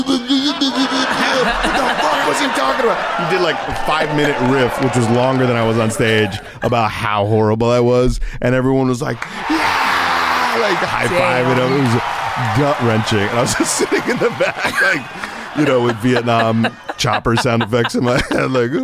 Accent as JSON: {"language": "English", "region": "Florida", "country": "United States", "said": "I'm from Florida originally."}